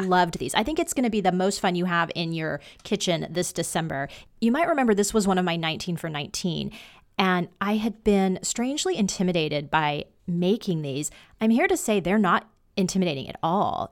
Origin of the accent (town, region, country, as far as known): Washington, United States